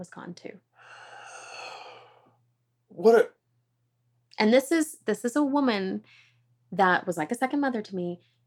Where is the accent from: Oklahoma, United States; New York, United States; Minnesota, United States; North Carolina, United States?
Oklahoma, United States; I grew up in Oklahoma